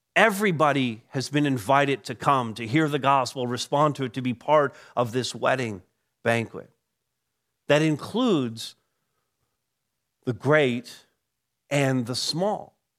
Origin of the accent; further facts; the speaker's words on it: Canada; I'm a Canadian by birth